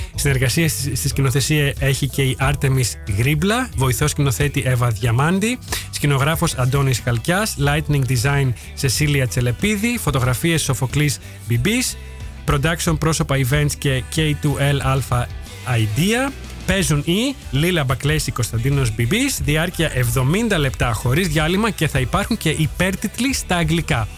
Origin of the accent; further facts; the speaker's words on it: Thessaloniki, Central Macedonia, Greece; now in Netherlands; στη Θεσσαλονίκη, στην πόλη μου